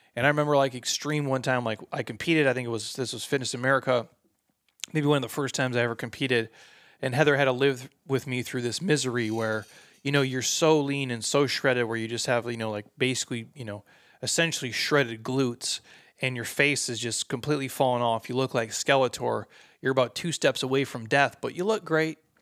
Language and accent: English; Midwest, United States; I'm from the Midwest